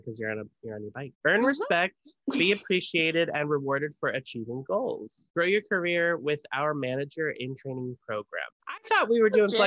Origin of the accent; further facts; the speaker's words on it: California, United States; we're from California